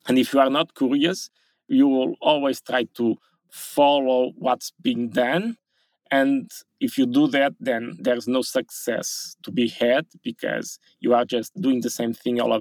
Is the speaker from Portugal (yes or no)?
yes; Portugal; I was born in Portugal